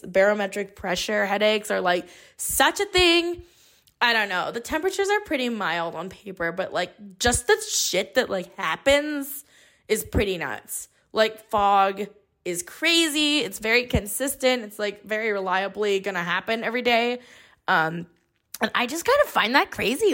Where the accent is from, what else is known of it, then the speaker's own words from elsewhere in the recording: Bay Area, California, United States; I grew up here in the Bay Area